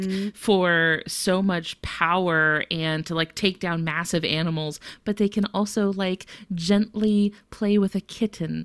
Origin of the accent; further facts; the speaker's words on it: Florida, United States; I'm from Florida